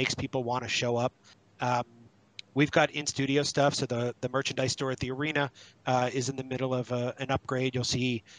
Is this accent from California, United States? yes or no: no; New Jersey, United States; I grew up in Jersey